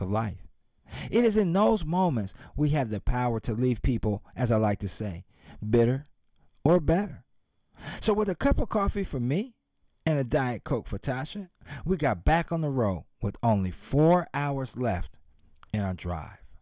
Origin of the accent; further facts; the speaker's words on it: Columbus, Ohio, United States; moved away; my hometown of Columbus, Ohio